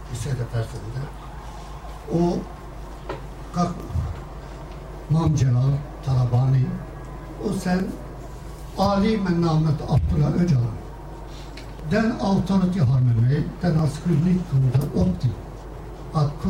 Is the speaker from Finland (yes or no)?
no; Harput, Elazığ Province, Turkey; Swedish is a second language; moved away as an adult; now in Sweden; från min hemstad Harpet, Buzbara